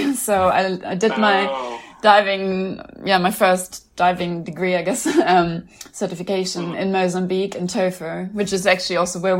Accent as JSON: {"language": "English", "country": "Germany", "said": "I'm from Germany"}